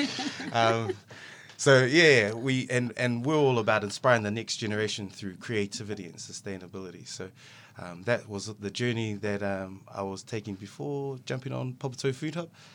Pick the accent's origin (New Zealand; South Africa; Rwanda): New Zealand; Auckland; I'm from Otara, but Papa Toi Otara